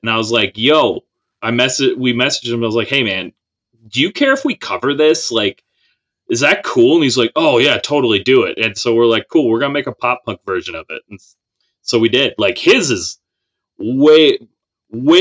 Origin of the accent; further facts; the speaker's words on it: Minnesota, United States; we're from Minnesota